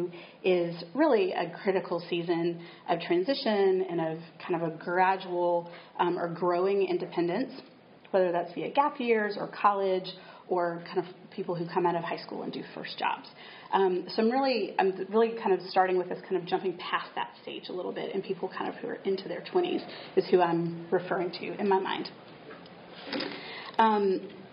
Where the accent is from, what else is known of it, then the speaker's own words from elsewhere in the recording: Chattanooga, Tennessee, United States; moved away as an adult; now in Southborough, United States; I'm a Tennessee native. I grew up in Chattanooga